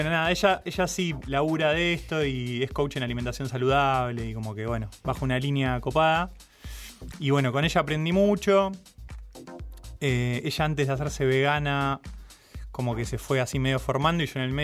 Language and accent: Spanish; Ciudadela, Buenos Aires Province, Argentina; De Ciudadela.